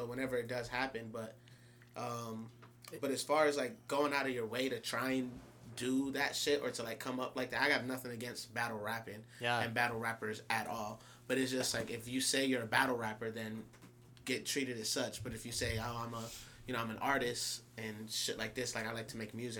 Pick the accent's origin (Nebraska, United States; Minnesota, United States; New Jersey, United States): New Jersey, United States; Camden; moved away as an adult; also born or lived in Orlando, Florida; now in California, United States; I was in Camden until, I think, the sixth grade. Then I moved to Orlando, Florida, up until ninth grade. And I came back to Jersey for high school.